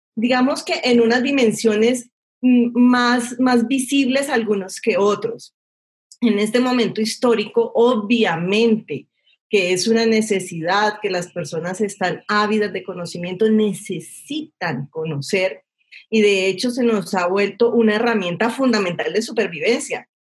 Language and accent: Spanish; Cali, Valle del Cauca, Colombia; yo soy de Cali